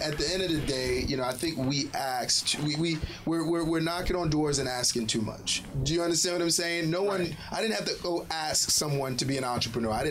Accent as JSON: {"language": "English", "town": "Brooklyn", "region": "New York", "country": "United States", "tie": "born or raised there", "also_born_or_lived": "Haiti", "said": "I grew up in Brooklyn, born in Haiti, grew up in Brooklyn, grew up during the Polo era"}